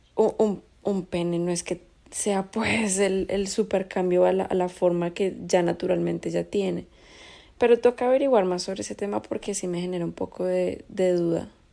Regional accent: Colombia; yo soy de Colombia.

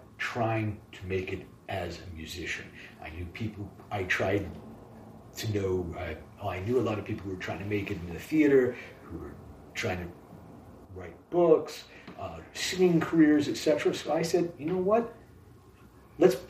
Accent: Columbus, Ohio, United States; moved away; also born or lived in Chicago; I'm from Columbus, Ohio

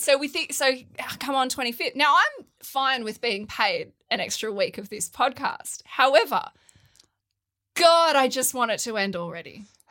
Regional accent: Wollongong, New South Wales, Australia; I grew up in Wollongong

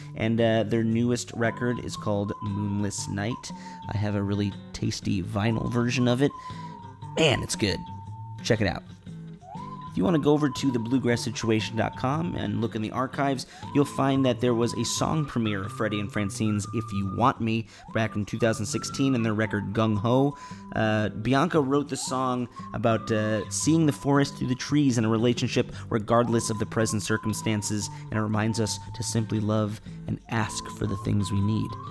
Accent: Chicago, Illinois, United States; my hometown of Chicago

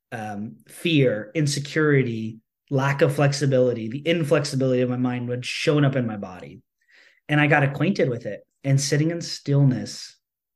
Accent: United States; I grew up as an American capitalistic society, you know, person

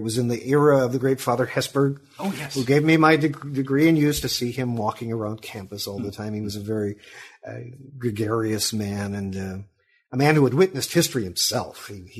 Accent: Sacramento, California, United States; also born or lived in Chicago; I was born in Chicago. I don't want to take it that far back. But my family moved to Sacramento, California about 1952, where my father was working for the defense industry. And so I grew up there.

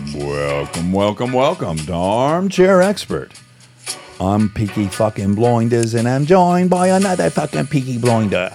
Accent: Detroit, Michigan, United States; moved away; I'm from Detroit

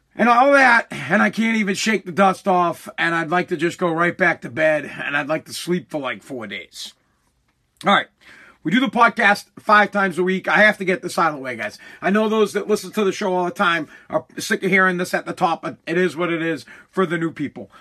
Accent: Massachusetts, United States; I'm from Massachusetts. It's what I know. It's who I am. I've lived here my entire life

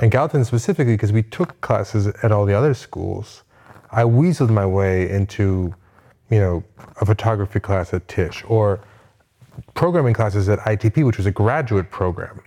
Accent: Westchester, New York, United States; born or raised there; moved away

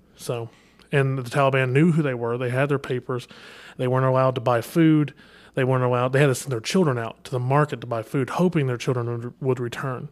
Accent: Kentucky, United States; I'm from Kentucky, all right? We don't say the I and G

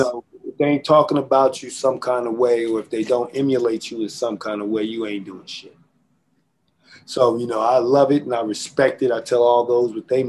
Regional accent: Philadelphia, Pennsylvania, United States; also born or lived in West Coast; And I'm from Philly.

